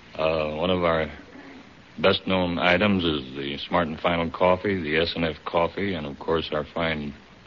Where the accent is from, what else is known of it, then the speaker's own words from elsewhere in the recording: Louisiana, United States; My home state is Louisiana.